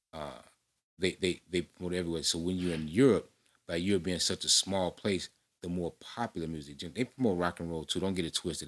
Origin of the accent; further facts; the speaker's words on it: Chicago, Illinois, United States; I'm fresh from Chicago South Side.